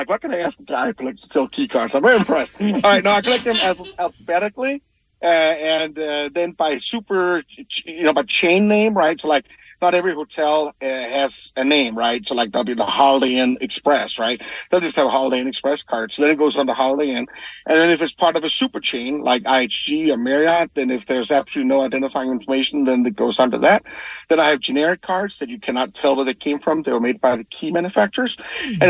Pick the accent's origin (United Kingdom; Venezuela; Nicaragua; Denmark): Denmark; now in United States; I'm from Denmark originally. And in the town that I grew up